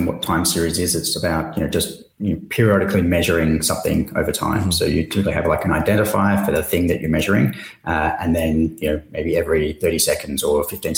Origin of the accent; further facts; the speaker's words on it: Perth, Western Australia, Australia; moved away as an adult; also born or lived in Singapore; since then, I've kind of just headed south down to Perth. So same time zone as Singapore. But this is where I'm originally from